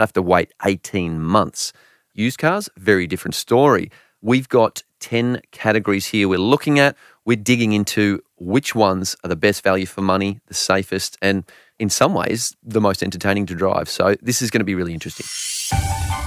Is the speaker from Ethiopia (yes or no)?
no; Australia; I'm an Aussie